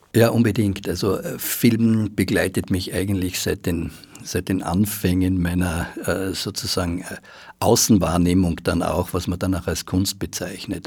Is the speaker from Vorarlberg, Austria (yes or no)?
no; Graz, Styria, Austria; now in Vienna, Austria; ich bin ja in Graz aufgewachsen und wie ich nach Wien gekommen bin